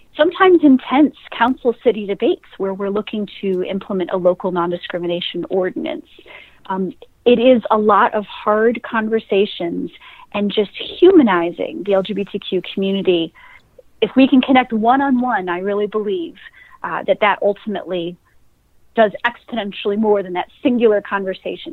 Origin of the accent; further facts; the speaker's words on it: Jamestown, New York, United States; I grew up in Western New York, a small town called Jamestown